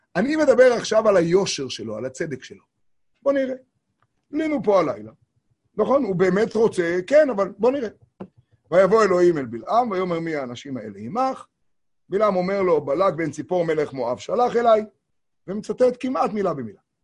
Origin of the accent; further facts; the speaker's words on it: Tiberias, Northern District, Israel; קוראים לזה אצלנו בטבריה